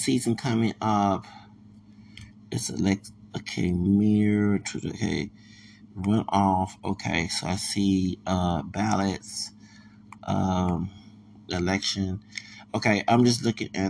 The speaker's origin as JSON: {"language": "English", "town": "Houston", "region": "Texas", "country": "United States", "said": "I'm from Houston, Texas"}